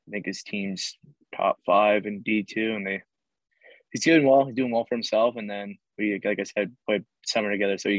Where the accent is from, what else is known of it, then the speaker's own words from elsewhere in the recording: Canada; I'm a Canadian lacrosse player